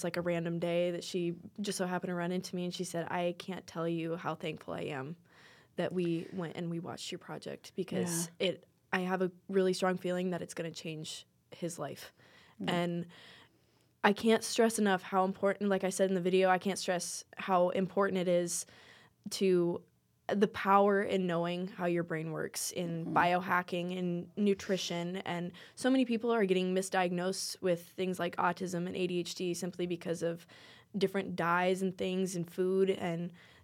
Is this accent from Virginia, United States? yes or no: no; Custer, South Dakota, United States; I'm from Custer originally, and so it's a very tight-knit community.